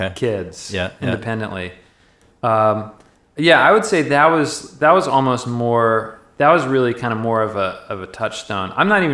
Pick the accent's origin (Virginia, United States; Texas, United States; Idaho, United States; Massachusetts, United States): Virginia, United States; Greater D.C. I grew up in Virginia.